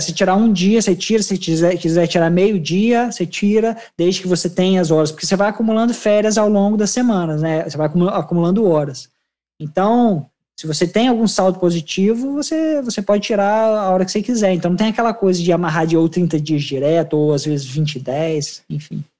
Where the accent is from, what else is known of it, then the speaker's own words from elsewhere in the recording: Brazil; now in Melbourne, Australia; eu como brasileiro